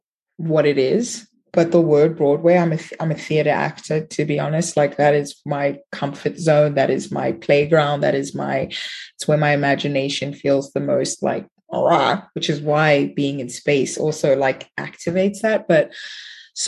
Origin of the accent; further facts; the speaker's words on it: Johannesburg, Gauteng, South Africa; moved away as an adult; also born or lived in Soweto / United States; So from South Africa, from Johannesburg. I was born in Soweto, but I grew up actually in the burbs, here in Rivonia